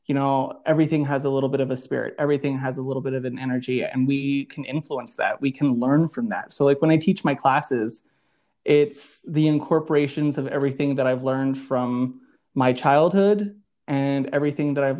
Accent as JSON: {"language": "English", "country": "United States", "tie": "born or raised there", "moved": "yes", "lives_now": "Denver, United States", "said": "I blend in my traditions that I learned growing up on the Navajo reservation"}